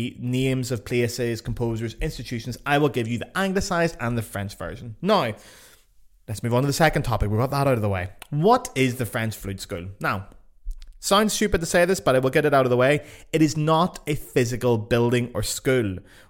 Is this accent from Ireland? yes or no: yes; Ireland; So, trust me, I'm an Irish person. Me and France, Irish people in France are like cousins.